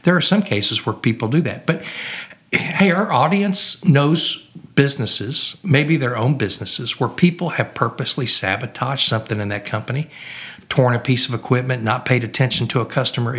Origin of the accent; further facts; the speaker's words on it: Oklahoma, United States; moved away as an adult; also born or lived in Louisiana; I grew up in Oklahoma.